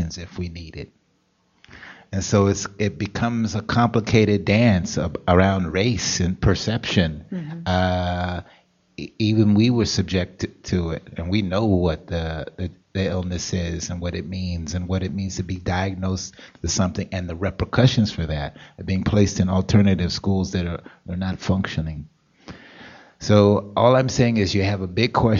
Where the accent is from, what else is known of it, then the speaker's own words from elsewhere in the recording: Los Angeles, California, United States; moved away; I'm from California